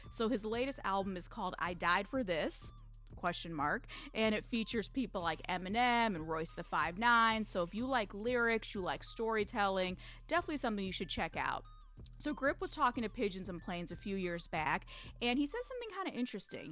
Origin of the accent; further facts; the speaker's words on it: Michigan, United States; my home state of Michigan